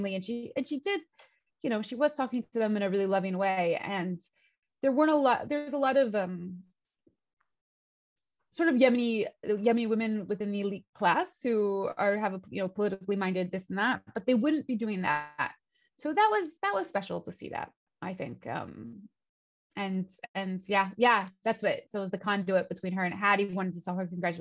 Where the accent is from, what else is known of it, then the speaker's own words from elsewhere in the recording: United States; moved away; as an American, because that's what I am